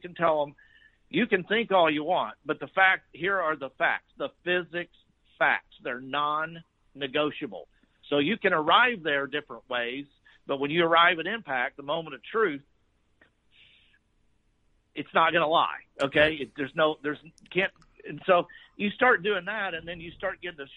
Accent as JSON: {"language": "English", "town": "Fort Worth", "region": "Texas", "country": "United States", "tie": "born or raised there", "said": "I grew up in Fort Worth"}